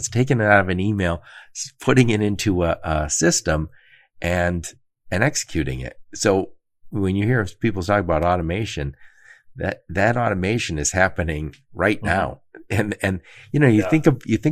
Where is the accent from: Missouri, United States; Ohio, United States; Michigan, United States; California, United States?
Michigan, United States; Detroit; I'm from Detroit